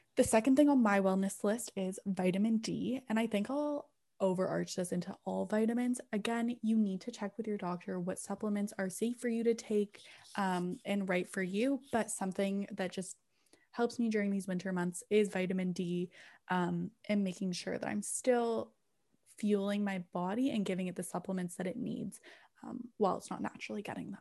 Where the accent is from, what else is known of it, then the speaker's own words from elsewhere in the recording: England, United Kingdom; I'm English, so English as in England